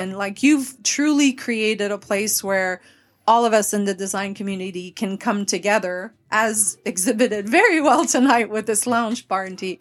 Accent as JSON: {"language": "English", "region": "Quebec", "country": "Canada", "also_born_or_lived": "Dallas", "first_language": "French", "second_language": "English", "moved": "yes", "lives_now": "Nashville, United States", "said": "I am originally from Quebec, the French part of Canada."}